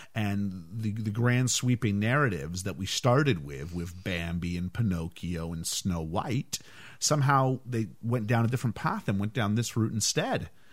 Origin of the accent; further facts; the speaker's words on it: Canada; growing up in Canada